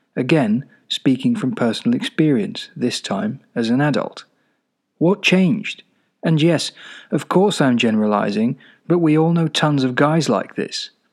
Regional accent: Czechia; moved away as an adult; also born or lived in Glasgow, United Kingdom; now in United Kingdom; I lived mostly in the Czech Republic until about nineteen when I went off to university in Glasgow.

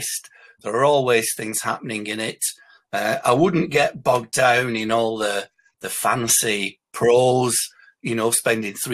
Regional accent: Bolton, North West England, United Kingdom; I'm from Bolton in Lancashire

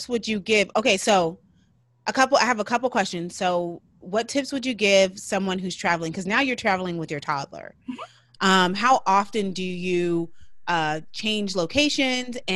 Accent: California, United States; moved away as an adult; now in Florida, United States; I moved to Florida so I'm from California

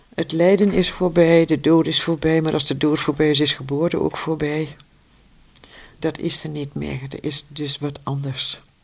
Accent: Vierakker, Gelderland, Netherlands; also born or lived in Amsterdam; now in Heino, Netherlands; ik ben in Vierakker geboren bij Zutphen.

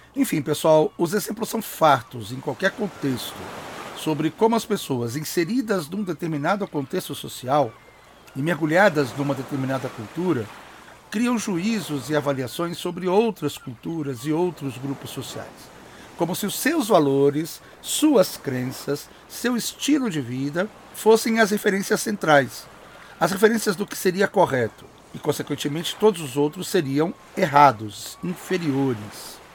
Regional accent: Espírito Santo, Brazil; moved away as an adult; also born or lived in Campinas, Brazil; now in São Paulo, Brazil; Eu sou originário de um dos estados que são considerados mais apagados da Federação Brasileira, o Espírito Santo. Acho que eu já disse em episódios anteriores que eu sou capixaba

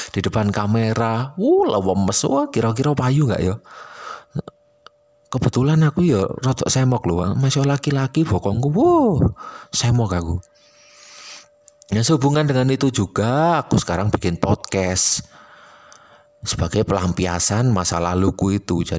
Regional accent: Malang, East Java, Indonesia; accent: Malang Javanese (medok); dan karena aku orang Malang jadi aku bakal sering pakai istilah Jawa dan istilah Malangan karena aku ya nggak malu terdengar medok

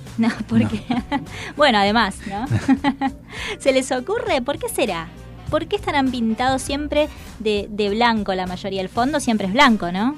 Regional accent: Salta, Argentina; moved away; also born or lived in Buenos Aires; yo soy del interior, yo soy de Salta, de la provincia de Salta

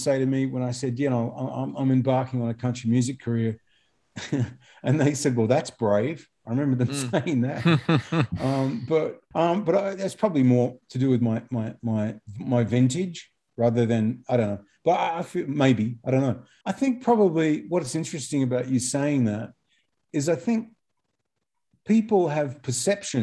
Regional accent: Australia; as an Australian

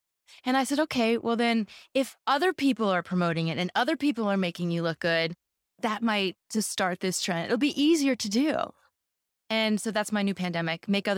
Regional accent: California, United States; moved away as an adult; You know, coming from the U.S., literally growing up in Silicon Valley in 2000 at Salesforce, and then coming down here and working with a big corporate.

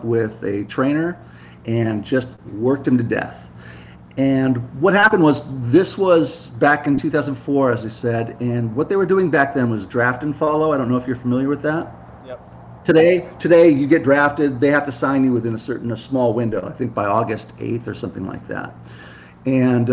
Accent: Santa Monica, California, United States; also born or lived in Seattle, Washington; now in Carlsbad, United States; I'm from Santa Monica, California

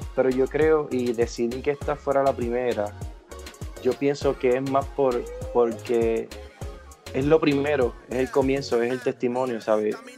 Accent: Puerto Rico; soy puertorriqueño, nací en esta hermosa isla

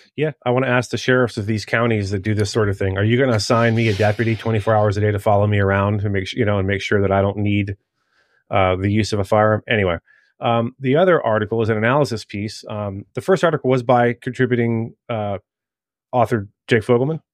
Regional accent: Maryland, United States; moved away; my home state, uh, of Maryland

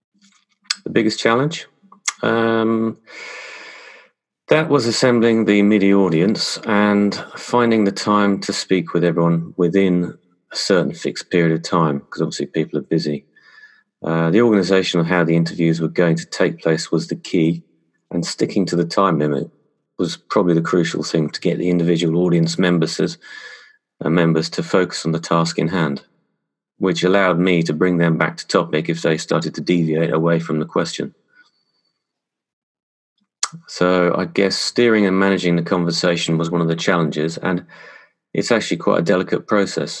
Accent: England, United Kingdom; moved away as an adult; also born or lived in London / Paris / Madrid / Dubai; I was born and raised in England

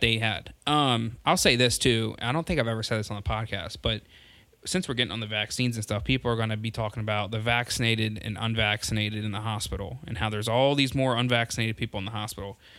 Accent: Delaware, United States; my home state is Delaware

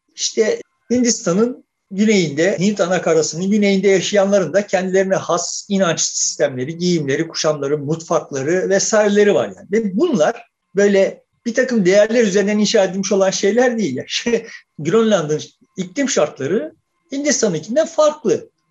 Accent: Turkey; biz de kendimizi o yüzden Türk diyoruz

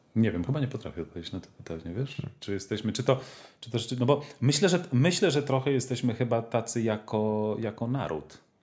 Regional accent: Poland; ja się wychowałem w tym systemie edukacji polskiej

